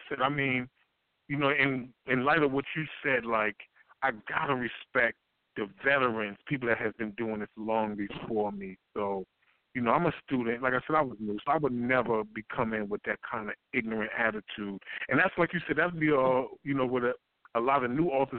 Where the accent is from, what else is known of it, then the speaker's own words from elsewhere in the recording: New York, United States; some of the people that I grew up with in New York